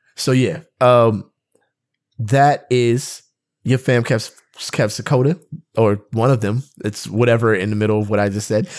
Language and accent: English; West Covina, California, United States; we're from West Covina.